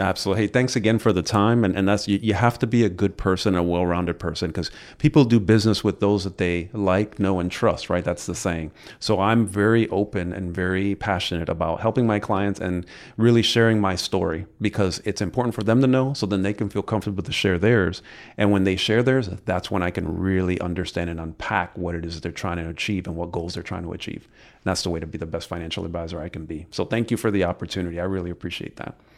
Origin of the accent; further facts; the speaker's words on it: New York City, New York, United States; moved away as an adult; now in Brevard County, United States; I come from New York City, uh, moved into the area about twenty, almost, goodness, it's going fast, about almost nineteen years ago.